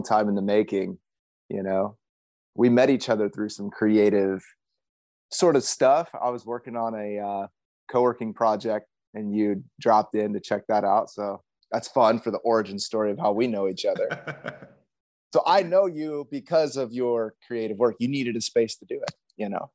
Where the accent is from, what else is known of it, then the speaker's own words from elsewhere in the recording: Indianapolis, Indiana, United States; moved away as an adult; also born or lived in Miami, Florida; now in San Diego, United States; I was born in Miami, Florida. I was born as a pastor's kid. My dad was starting a church in Florida. And then whenever I was young, we moved back to the Midwest, where my parents moved to Florida from in Indianapolis.